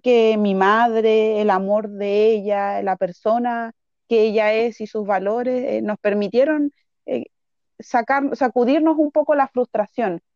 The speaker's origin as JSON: {"language": "Spanish", "town": "Santiago", "region": "Santiago Metropolitan Region", "country": "Chile", "tie": "born or raised there", "also_born_or_lived": "Peru", "said": "yo llegué a los tres años acá a Chile, así que toda mi escolarización la viví en escuelas de, acá de Chile, em, en, particular mi enseñanza básica completa en Renca y la enseñanza media completa en Santiago Centro."}